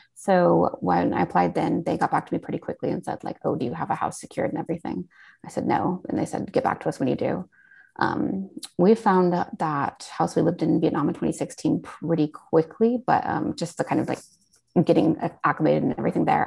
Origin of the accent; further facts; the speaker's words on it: Portland, Oregon, United States; moved away; I was born and raised in Portland, Oregon